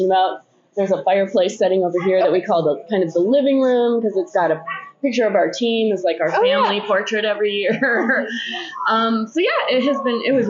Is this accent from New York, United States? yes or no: no; Duluth, Minnesota, United States; I'm born and raised in Duluth